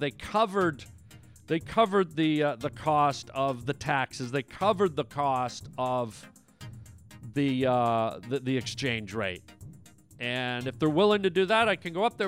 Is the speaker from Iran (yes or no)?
no; Canada; now in United States; Canada, which is my home country